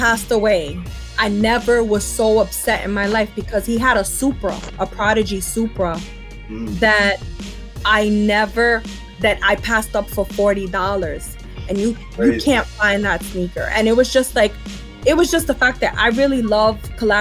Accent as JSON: {"language": "English", "town": "New York City", "region": "New York", "country": "United States", "said": "I'm from Brooklyn"}